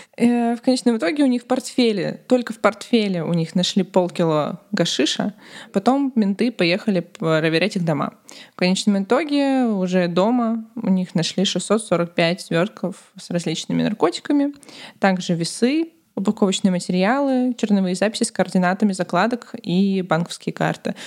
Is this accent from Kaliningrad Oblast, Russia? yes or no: yes; Kaliningrad, Kaliningrad Oblast, Russia; На районе, где я росла, в Калининграде, было раньше очень много цыган.